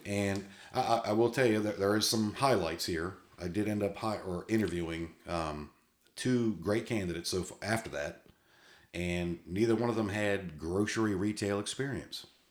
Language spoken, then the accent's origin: English; Massachusetts, United States; I was born in Massachusetts